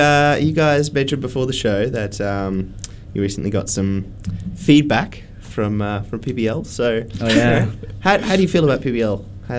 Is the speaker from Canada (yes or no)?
no; Brisbane, Queensland, Australia; I'm from Brisbane.